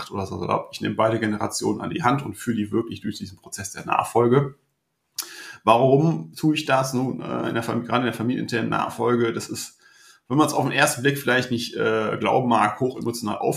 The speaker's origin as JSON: {"language": "German", "town": "Mönchengladbach", "region": "North Rhine-Westphalia", "country": "Germany", "tie": "born there", "lives_now": "Meppen, Germany", "said": "40 Jahre alt, zwei Kinder, gebü äh, gebürtiger Mönchengladbacher, heute wohnhaft im Emsland in Meppen."}